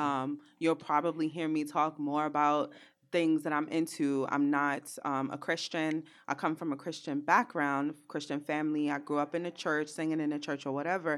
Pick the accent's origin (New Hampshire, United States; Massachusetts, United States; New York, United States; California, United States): New York, United States; New York City; I'm from Brooklyn